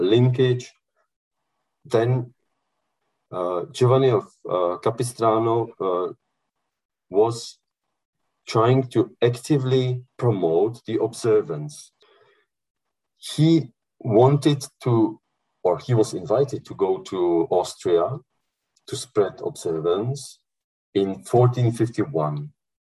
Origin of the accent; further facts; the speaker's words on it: Bohemia, Czechia; I'm from Bohemia.